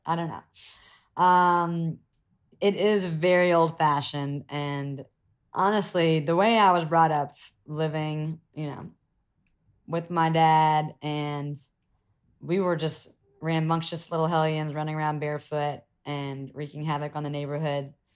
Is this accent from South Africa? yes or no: no; South Carolina, United States; moved away as an adult; growing up in South Carolina or even in America